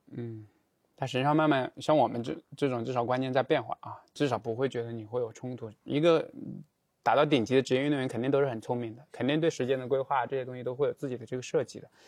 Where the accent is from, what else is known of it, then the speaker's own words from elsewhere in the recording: China; 按照我们中国人的沟通方式